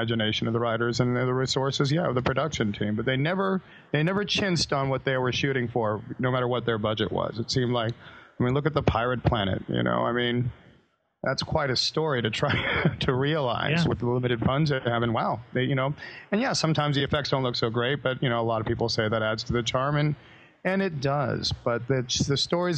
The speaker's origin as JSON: {"language": "English", "town": "Hermosa Beach", "region": "California", "country": "United States", "tie": "born or raised there", "said": "my hometown"}